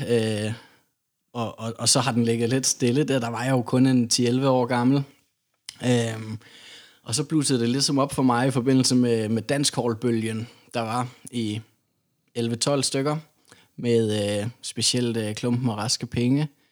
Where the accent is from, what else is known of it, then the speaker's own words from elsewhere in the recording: Odense, Southern Denmark, Denmark; jeg kommer jo fra Odense